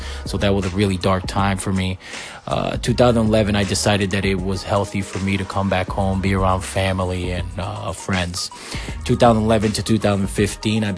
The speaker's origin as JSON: {"language": "English", "town": "Waterbury", "region": "Connecticut", "country": "United States", "tie": "born or raised there", "also_born_or_lived": "Puerto Rico / Massachusetts", "said": "I was raised in Connecticut from between the ages 10 and 17, Waterbury, Connecticut specifically"}